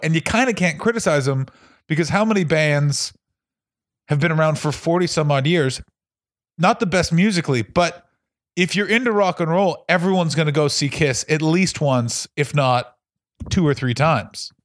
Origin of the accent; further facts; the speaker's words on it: Ottawa, Ontario, Canada; I'm from Ottawa, with same place as Tom Green